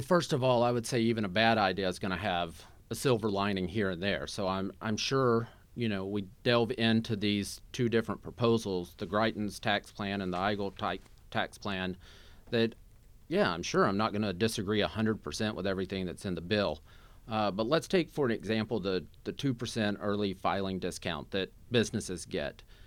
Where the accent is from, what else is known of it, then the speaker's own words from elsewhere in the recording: Southeast Missouri, United States; moved away as an adult; now in Kansas City, United States; I was born and raised in Southeast Missouri